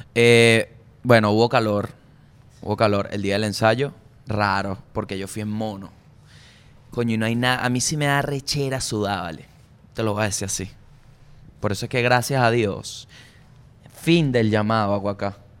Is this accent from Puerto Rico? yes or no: no; Venezuela